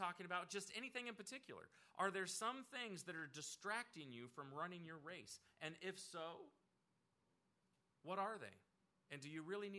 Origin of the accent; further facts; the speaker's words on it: Oregon, United States; moved away; I grew up out in Oregon, so we had like everything you could possibly have.